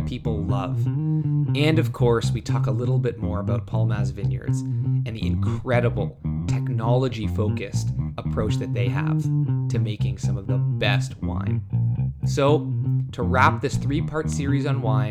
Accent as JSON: {"language": "English", "town": "Toronto", "region": "Ontario", "country": "Canada", "said": "I'm from Toronto, so coming to California"}